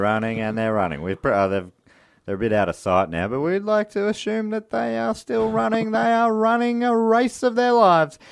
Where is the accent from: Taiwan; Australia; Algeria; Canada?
Australia; our country, Australia